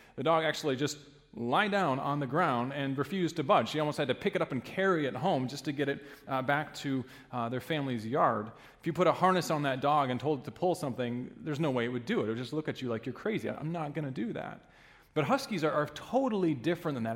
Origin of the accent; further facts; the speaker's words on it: Alaska, United States; now in Ludington, United States; growing up in Alaska, we had uh, sled dogs